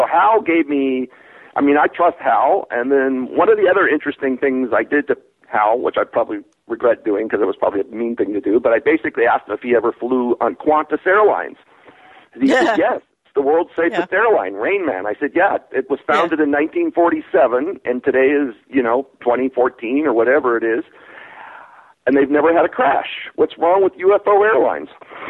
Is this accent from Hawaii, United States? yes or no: yes; Hawaii, United States; I grew up in Hawaii. My parents were missionaries and very restricted Southern Baptist.